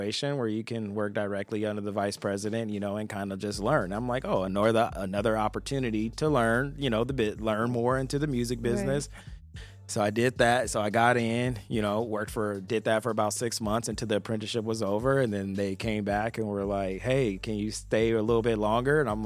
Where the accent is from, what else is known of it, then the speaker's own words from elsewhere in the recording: Compton, California, United States; also born or lived in Long Beach, California; coming from Compton and Long Beach, coming from the Trenches